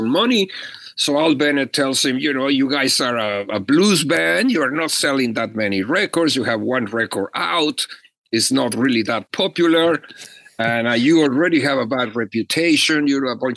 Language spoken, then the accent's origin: English; Mexico; moved away as an adult; also born or lived in Los Angeles; now in United States; I was an immigrant from Mexico. I was just coming in.